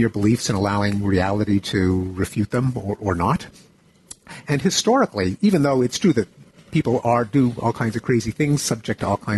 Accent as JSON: {"language": "English", "country": "Canada", "tie": "born or raised there", "said": "I grew up in Canada."}